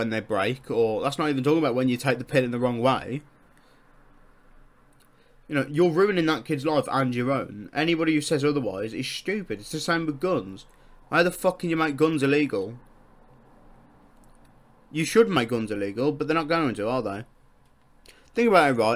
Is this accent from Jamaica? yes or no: no; United Kingdom; I'm British